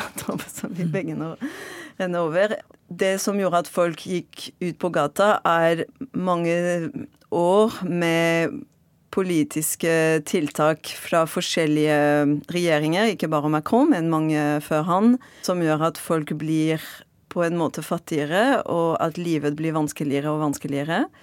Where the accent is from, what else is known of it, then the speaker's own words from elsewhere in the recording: Marseille, Provence-Alpes-Côte d'Azur, France; Norwegian is a second language; moved away as an adult; now in Norway; Jeg er fransk fra Marseille og har bodd i Norge i nesten ti år